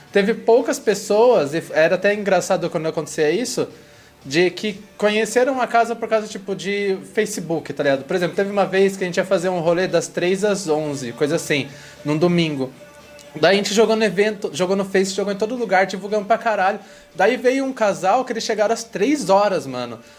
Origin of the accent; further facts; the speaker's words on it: Carapicuíba, São Paulo, Brazil; Se eu vou contar uma história, eu tenho que falar que eu sou de Carapicuíba.